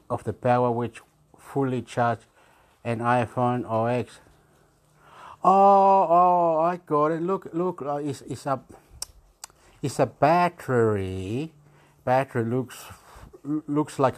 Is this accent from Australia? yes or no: yes; Australia; I am from Australia.